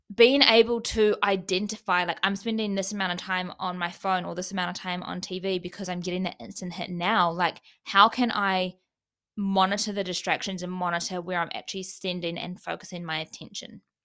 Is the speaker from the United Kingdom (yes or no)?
no; New Zealand; moved away; fly home for Christmas